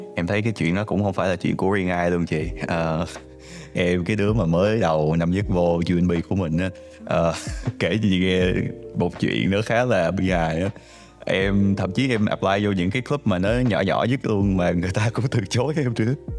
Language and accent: Vietnamese; Ho Chi Minh City, Vietnam; now in Canada; mình cũng sinh ra ở Sài Gòn